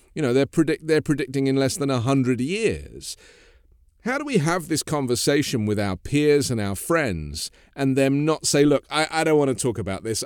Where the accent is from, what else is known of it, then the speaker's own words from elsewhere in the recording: United Kingdom; now in United States; as a British person living in America.